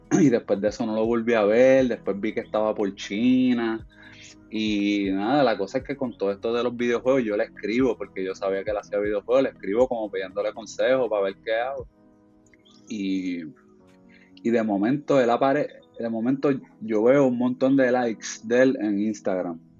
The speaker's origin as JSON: {"language": "Spanish", "country": "Puerto Rico", "moved": "yes", "said": "yo me fui por ahí de Puerto Rico hace 10 años y pues a, hacer, tratar de hacer cine y otras cosas"}